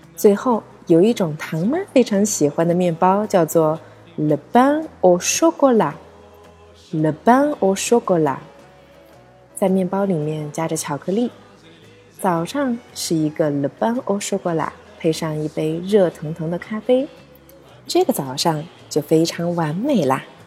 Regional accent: China; 是否和我们中国人一样吃豆浆油条或者是稀饭包子呢

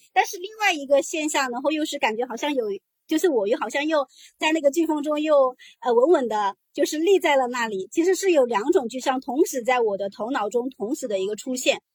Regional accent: a poor village in Jiangxi, China; moved away; 我是来自一个江西的比较贫困的一个农村，然后我也是我们三姐妹当中唯一上了大学的

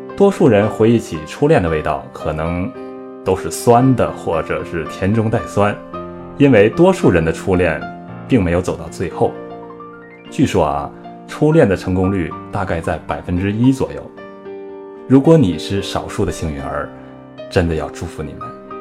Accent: Northeast China, China; 小时候，在东北啊

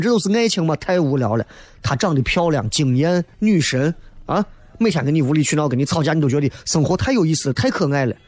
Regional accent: Xi'an, Shaanxi, China; 作为西安人

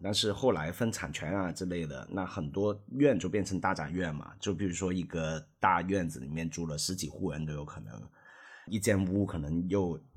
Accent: Hong Kong; moved away as an adult; also born or lived in Beijing; now in Shanghai, China; 我当然是土生土长的香港长大的人，但是我们的父母辈都不是

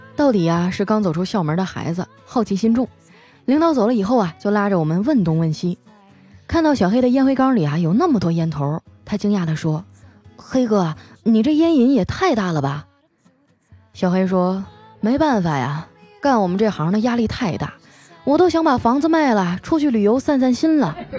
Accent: Northeast China, China; accent: Northeastern (Dongbei); 我的东北口音有那么重吗

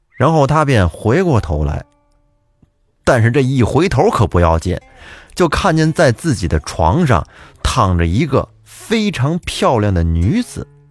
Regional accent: Huanghua, Hebei, China; 我的故乡也是沧州市，我是沧州黄花人

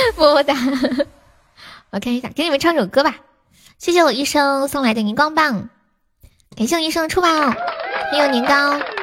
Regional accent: Sichuan, China; 我们四川人最喜欢说仙人版的呢

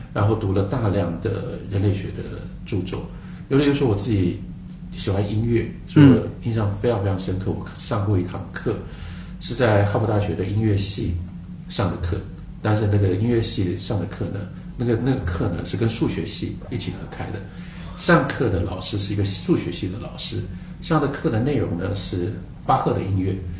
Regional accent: Taiwan; 我来自一个 非常特别的环境跟特别的时代。这个环境是台湾

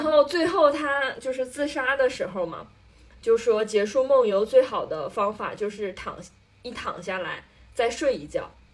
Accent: Northeast China, China; 我们作为东北人

